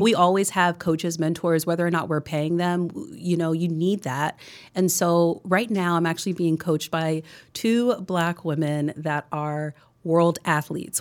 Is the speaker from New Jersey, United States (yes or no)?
yes; New Jersey, United States; also born or lived in New York City; I grew up in New Jersey